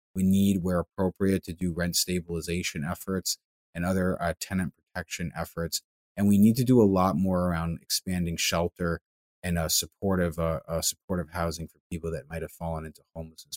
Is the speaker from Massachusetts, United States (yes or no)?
yes; Longmeadow, Massachusetts, United States; my hometown in Longmeadow